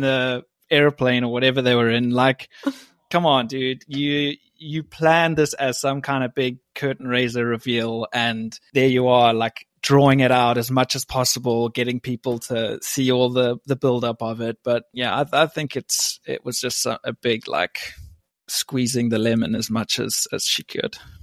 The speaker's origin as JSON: {"language": "English", "country": "South Africa", "tie": "born or raised there", "also_born_or_lived": "West Virginia", "moved": "as an adult", "lives_now": "England", "said": "I was born in England, grew up in South Africa, and I went to West Virginia on a college soccer scholarship"}